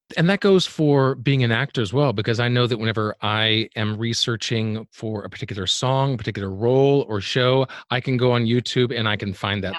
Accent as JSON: {"language": "English", "town": "Birmingham", "region": "Alabama", "country": "United States", "moved": "as an adult", "lives_now": "New York, United States", "said": "I'm originally from Birmingham, Alabama"}